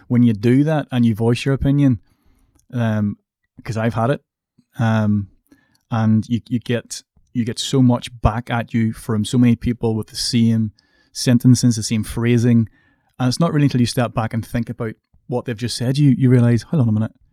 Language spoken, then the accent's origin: English; Coleraine, Northern Ireland, United Kingdom; I come from Coleraine, which is a relatively small town. I come from an estate.